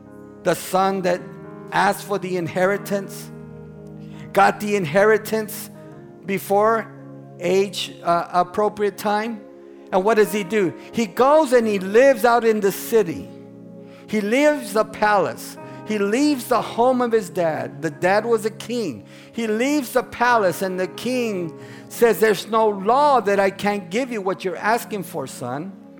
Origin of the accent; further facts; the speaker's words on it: San Angelo, Texas, United States; I was born and raised in San Angelo, Texas, the wool capital of the world